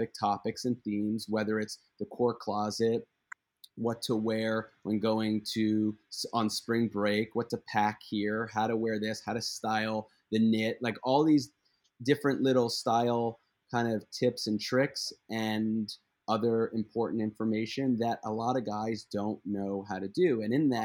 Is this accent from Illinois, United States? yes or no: no; Philadelphia, Pennsylvania, United States; I'm from Philadelphia